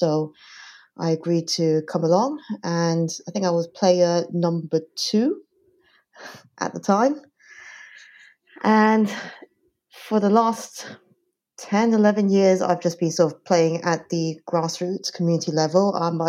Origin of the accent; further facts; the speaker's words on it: Hong Kong; moved away as an adult; also born or lived in United States; now in London, United Kingdom; I grew up in Hong Kong by way of background